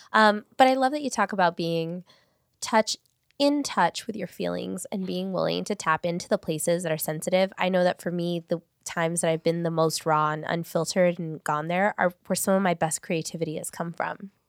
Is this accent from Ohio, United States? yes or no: no; Paramount, California, United States; I grew up in Paramount. I went to school in Paramount